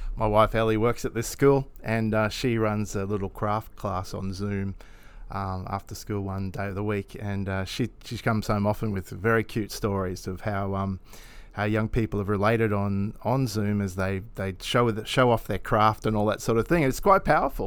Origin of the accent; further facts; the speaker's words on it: Roma, Queensland, Australia; I was born in Roma